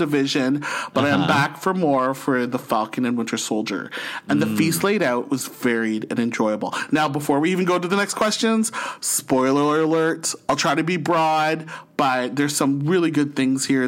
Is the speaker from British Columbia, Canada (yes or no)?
no; St. Catharines, Ontario, Canada; now in Ottawa, Canada; born and raised in St. Catharines, Ontario, and now living in the nation's capital of Ottawa